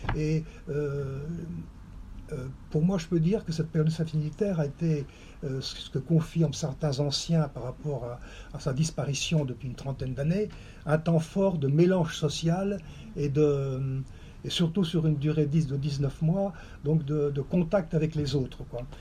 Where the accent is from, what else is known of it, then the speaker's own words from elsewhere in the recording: Vendée, Pays de la Loire, France; moved away; also born or lived in Côtes-du-Nord; je suis originaire de la Vendée